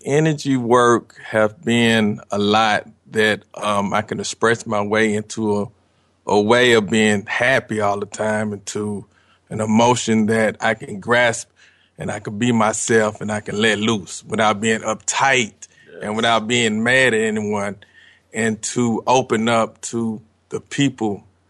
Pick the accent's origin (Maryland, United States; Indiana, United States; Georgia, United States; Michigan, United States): Georgia, United States; Atlanta; I'm from Atlanta, Georgia.